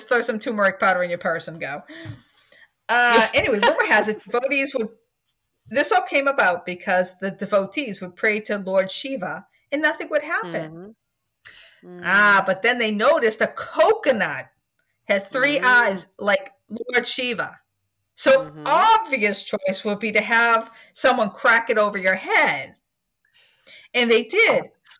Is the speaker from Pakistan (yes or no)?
no; Scotland, United Kingdom; I'm Scottish.